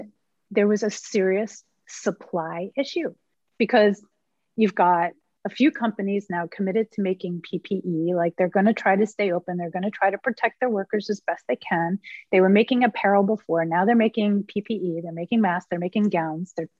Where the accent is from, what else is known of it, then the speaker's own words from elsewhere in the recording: Philadelphia, Pennsylvania, United States; I'm from Philly